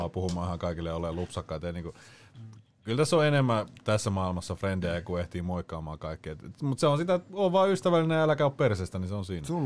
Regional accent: Espoo, Uusimaa, Finland; Espoon viherlaakso best.

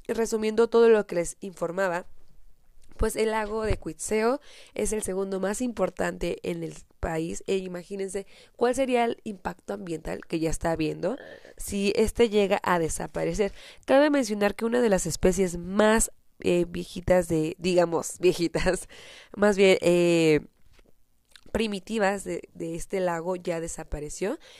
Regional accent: Michoacán, Mexico; ubicado en el estado de Michoacán, de donde soy originaria

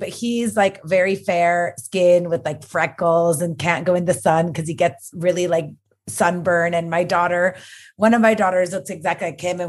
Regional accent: El Paso, Texas, United States; moved away as an adult; also born or lived in Orlando, Florida / New York; now in Mexico City, Mexico; I grew up in El Paso, which is kind of like Mexico because it's like 80% Hispanic.

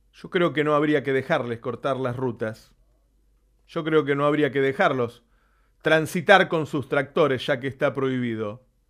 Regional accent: Argentina; somos argentinos

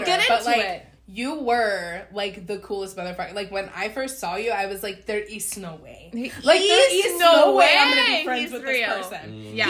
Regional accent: Asheville, North Carolina, United States; also born or lived in Wisconsin; I came from Asheville. came from Asheville, and I originally went to school in Wisconsin.

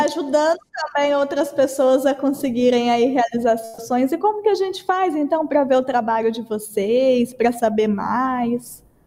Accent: Brazil; a gente é brasileira

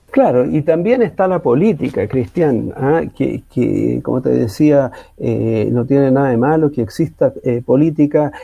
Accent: Chile; vamos a seguir siendo chilenos

